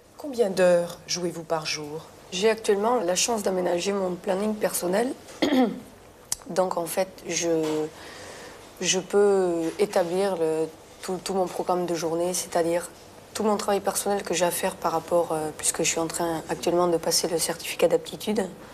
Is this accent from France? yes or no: yes; Béarn, Nouvelle-Aquitaine, France; now in Versailles, France; j'ai beaucoup d'attaches avec mon pays natal, tout simplement parce que j'ai toute ma famille euh, dans la région, dans le sud-ouest, dans le Béarn